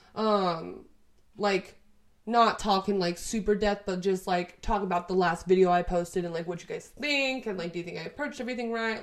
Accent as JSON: {"language": "English", "region": "Texas", "country": "United States", "tie": "born or raised there", "said": "we're both from Texas. It'll be easier to like get paperwork and everything because we were both born here. We both live here right now"}